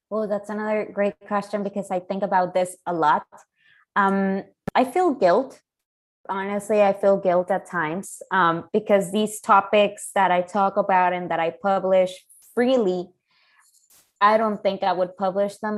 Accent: Chihuahua, Mexico; moved away; There have been close to 2,000 women murdered in the past 25 years in my hometown.

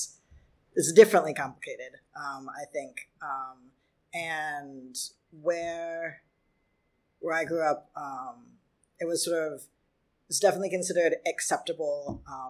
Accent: Michigan, United States; moved away as an adult; now in New York City, United States; growing up in Michigan

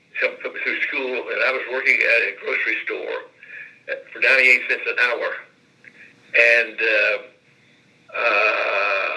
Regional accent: Wayne, West Virginia, United States; moved away as an adult; also born or lived in Tennessee; now in Indianapolis, United States; I preached a tent meeting in Wayne, my hometown of Wayne, small town, and on the playground of the grade school where I went almost for 8 years

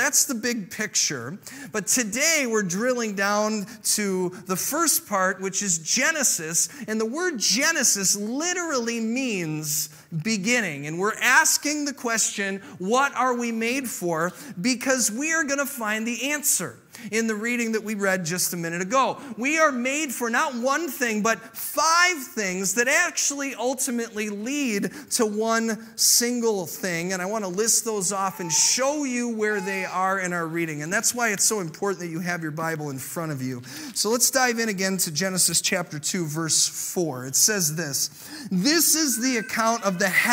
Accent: Illinois, United States; I grew up in Illinois during the Chicago Bulls, Michael Jordan era.

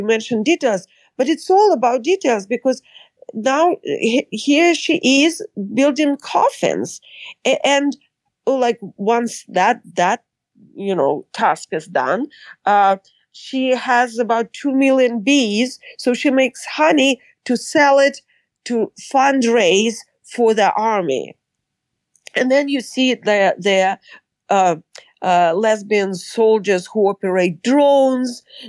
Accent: San Francisco, California, United States; I'm from San Francisco. So of course the gay community is very, very active there

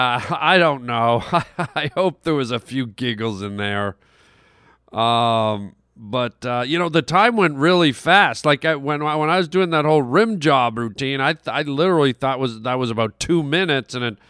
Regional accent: Canada; When I was a little boy, I grew up in Canada

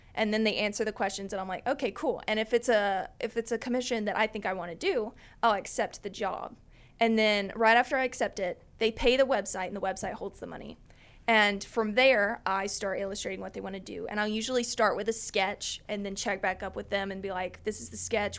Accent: Lower Alabama, United States; also born or lived in mountains of North Carolina, United States; now in North Carolina, United States; I am from Lower Alabama, but I've lived here in the mountains for ten years.

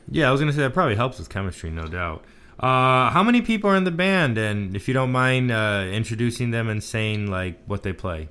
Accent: Texas, United States; moved away; I'm from Texas, so I still am struggling to adapt to the cold.

